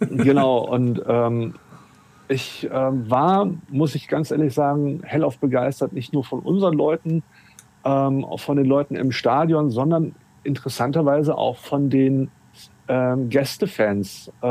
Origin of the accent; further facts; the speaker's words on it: Hamburg, Germany; weil ich musste ja als Hamburger wieder zurück zum Bahnhof